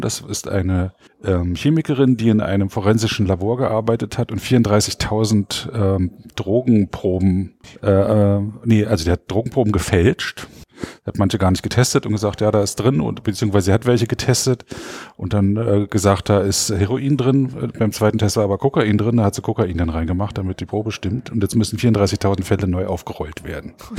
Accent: Frankfurt, Brandenburg, Germany; Frankfurt-Oder. Das ist die Stadt, wo ich aufgewachsen bin

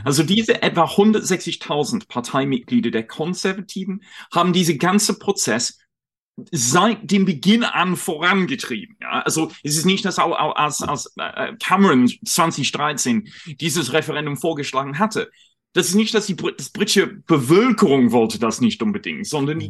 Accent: United Kingdom; German is a second language; moved away as an adult; now in Berlin, Germany; ich komme ursprünglich aus Großbritannien, ähm, wohne seit ein paar Jahren in Deutschland

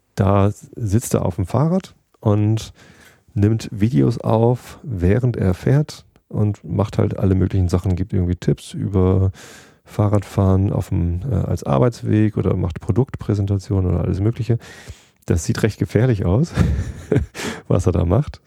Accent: Germany; ich komme aus Deutschland

